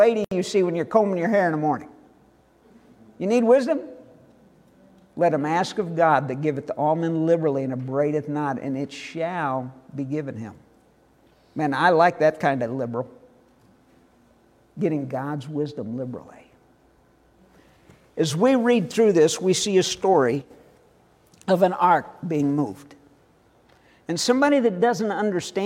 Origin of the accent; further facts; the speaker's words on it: Northwest St. Louis County, Missouri, United States; the subdivision I grew up in Northwest St. Louis County